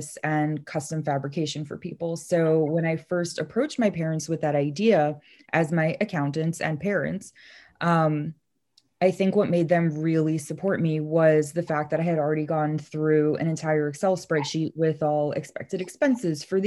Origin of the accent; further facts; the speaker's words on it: New York City, New York, United States; also born or lived in Madison, Wisconsin; I'm originally from Brooklyn. So I guess I'm really used to this fast-paced hustler way of life. You know, growing up here